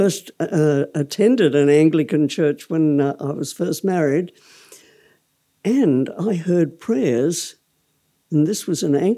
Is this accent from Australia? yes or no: yes; Melbourne, Victoria, Australia; I grew up in Melbourne